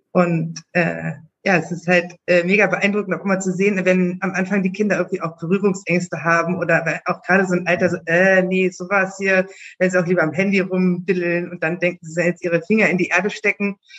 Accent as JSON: {"language": "German", "region": "Berlin", "country": "Germany", "tie": "born or raised there", "said": "Ich bin in Berlin geboren"}